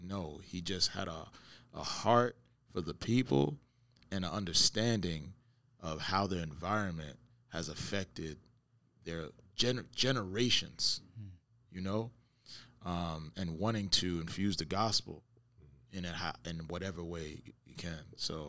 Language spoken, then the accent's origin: English; Brooklyn, New York, United States; I'm coming from Brooklyn, so, you know, I know Brownsville. I know, you know what I mean? Know certain places all over New York